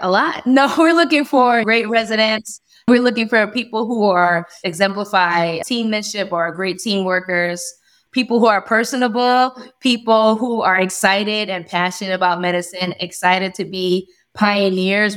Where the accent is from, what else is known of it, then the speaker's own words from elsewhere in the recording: New York, United States; moved away as an adult; now in Delaware, United States; born and raised in New York, family moved into Delaware, and we love it.